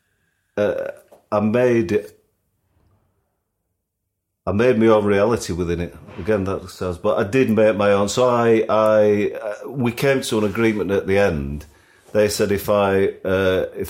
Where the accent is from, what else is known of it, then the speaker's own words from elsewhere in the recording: Sheffield, Yorkshire and the Humber, United Kingdom; moved away as an adult; being a kid growing up in Sheffield